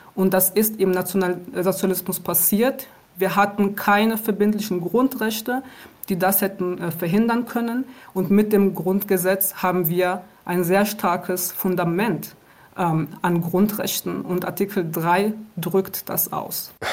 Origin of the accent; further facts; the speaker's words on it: Aachen, North Rhine-Westphalia, Germany; moved away as an adult; also born or lived in Rwanda; now in Berlin, Germany; Ich bin in Ruanda geboren und ich äh, bin mit meiner Familie im Jahr 1994 nach Deutschland gekommen aufgrund des äh, Völkermordes in Ruanda. Und ich bin in Aachen aufgewachsen